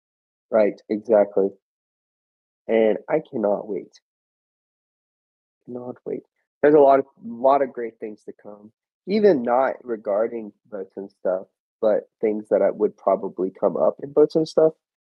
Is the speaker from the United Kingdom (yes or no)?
yes; England, United Kingdom; Yeah, I'm actually from England, so.